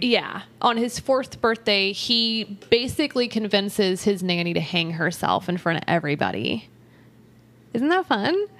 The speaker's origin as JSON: {"language": "English", "region": "Texas", "country": "United States", "said": "we're from Texas"}